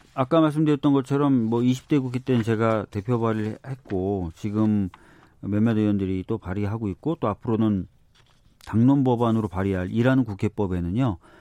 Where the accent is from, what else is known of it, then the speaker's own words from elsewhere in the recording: Seoul, South Korea; 네, 서울에서 태어났어요